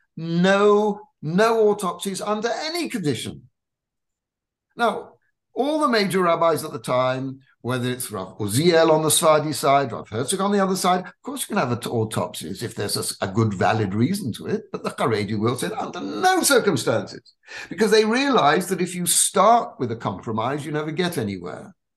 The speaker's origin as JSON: {"language": "English", "region": "England", "country": "United Kingdom", "tie": "born or raised there", "said": "I was born in England of um, Ashkenazi parents who were also born in England"}